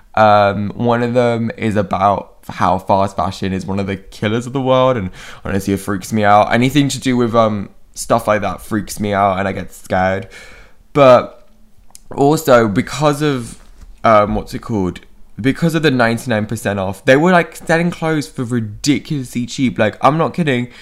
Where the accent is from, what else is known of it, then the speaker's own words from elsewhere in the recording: United Kingdom; I'm British also